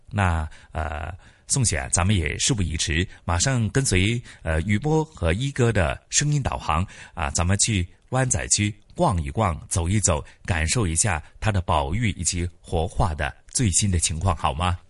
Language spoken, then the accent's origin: Chinese; Hong Kong; 回味的是我们香港人的一些 集体回忆